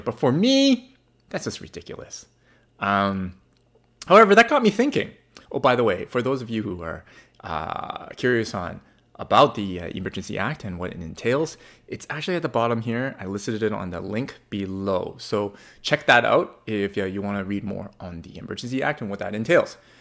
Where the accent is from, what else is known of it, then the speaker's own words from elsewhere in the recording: Canada; also born or lived in Burnaby, British Columbia; I am in a Canadian and I live in Vancouver, British Columbia. Well, Burnaby, British Columbia